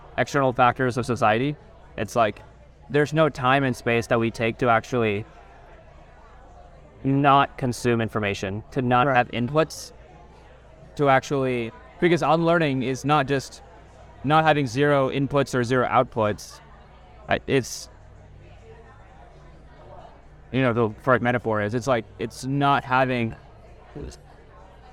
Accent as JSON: {"language": "English", "town": "Kansas City", "country": "United States", "tie": "born or raised there", "said": "growing up in Kansas City, being around Indians, being around Americans"}